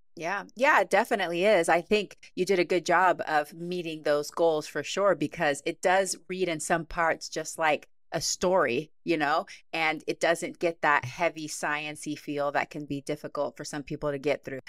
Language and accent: English; Huntsville, Texas, United States; now in Washington State, United States; I grew up in Huntsville, Texas